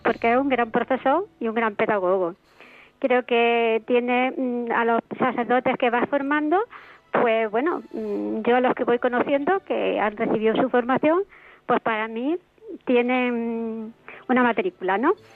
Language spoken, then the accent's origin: Spanish; Andalusia, Spain; now in Madrid, Spain; soy andaluza